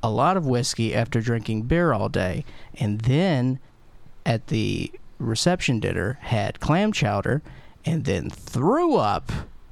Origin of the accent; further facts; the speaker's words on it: Mississippi, United States; I grew up in Mississippi